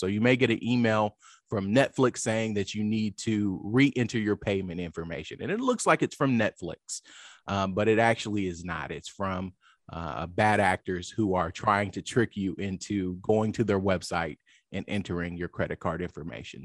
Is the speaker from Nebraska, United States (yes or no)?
no; Lawton, Oklahoma, United States; moved away as an adult; also born or lived in Washington, D.C. / London; I grew up in Lawton, Oklahoma, which is a small town